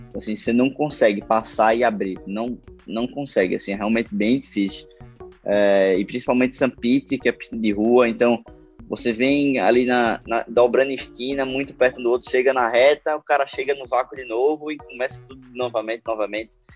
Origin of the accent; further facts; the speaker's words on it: Recife, Pernambuco, Brazil; sou pernambucano